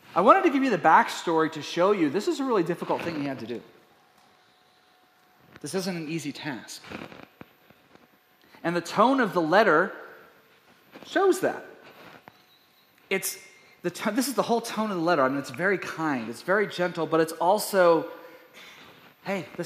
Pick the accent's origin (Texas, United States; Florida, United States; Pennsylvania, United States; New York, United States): Texas, United States; East; We were based in East Texas.